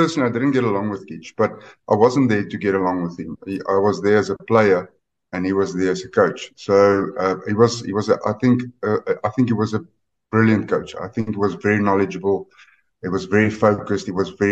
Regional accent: Northern Transvaal, South Africa; we're from Northern Transvaal, so that's just on the other side of the Oppies River

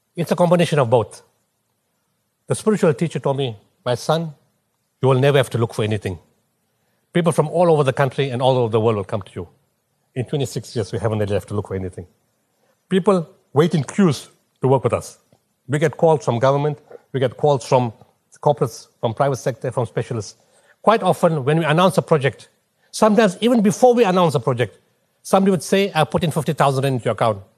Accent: Potchefstroom, North West, South Africa; moved away; also born or lived in Durban / Pietermaritzburg; I'm from Potchefstroom

